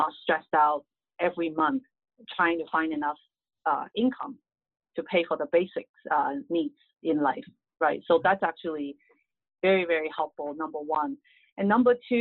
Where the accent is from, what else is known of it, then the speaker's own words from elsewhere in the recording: Hong Kong; English is a second language; moved away as an adult; now in United States; I grew up in Hong Kong